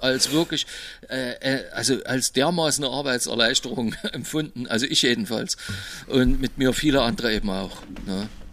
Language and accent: German; Berlin, Germany; bei uns im Osten in Berlin